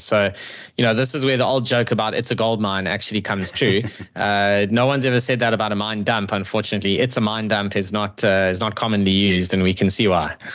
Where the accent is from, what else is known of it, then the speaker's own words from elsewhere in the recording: South Africa; as a South African